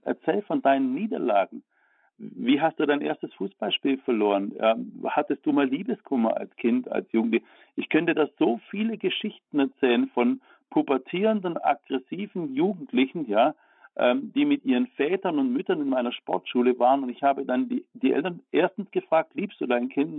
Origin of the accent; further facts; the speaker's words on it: Baden-Württemberg, Germany; ich komme aus Baden-Württemberg